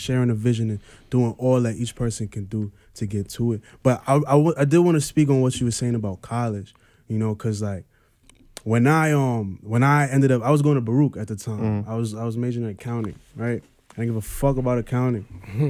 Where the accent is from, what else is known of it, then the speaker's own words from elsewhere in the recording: Trinidad & Tobago; now in United States; Oh, you in America and shit, like, you got it. I'm from Trinidad. I was born in Trinidad.